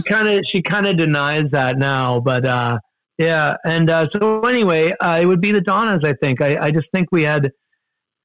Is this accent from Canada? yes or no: yes; Canada; we Canadians